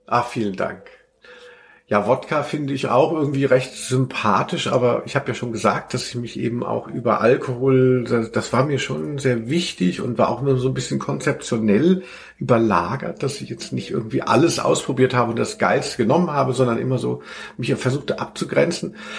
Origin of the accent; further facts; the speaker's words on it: Hanau, Hesse, Germany; in Hanau, äh, wo ich aufgewachsen bin